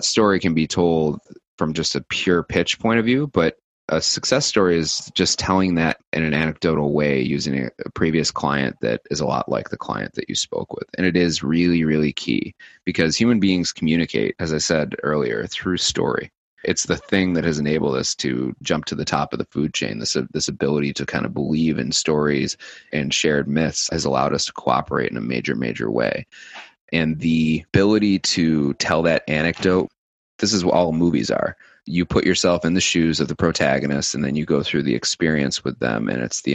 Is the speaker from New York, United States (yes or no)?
yes; New York City, New York, United States; being cynical as a New Yorker combined with my sales background